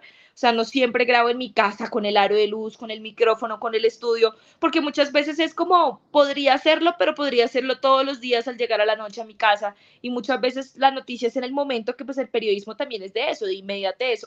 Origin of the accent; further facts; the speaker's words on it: Colombia; nosotros los colombianos